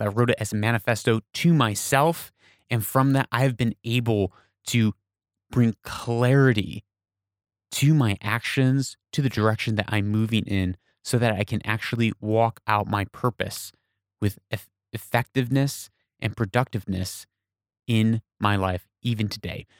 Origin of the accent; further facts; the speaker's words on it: United States; now in Persian Gulf region, Middle East; I'm from America